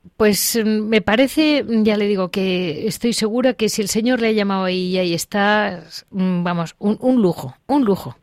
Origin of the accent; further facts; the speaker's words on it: Andalusia, Spain; como andaluz